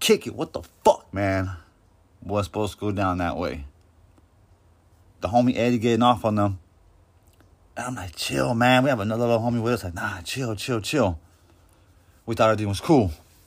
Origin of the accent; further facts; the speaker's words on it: Coachella, California, United States; I'm from Coachella